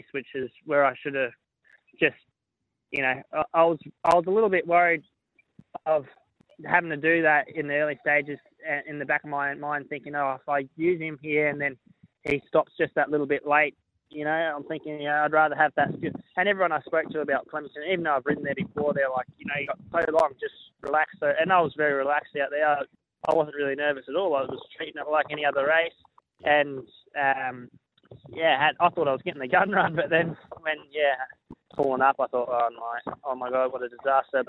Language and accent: English; Queensland, Australia; I'm probably come from Queensland as well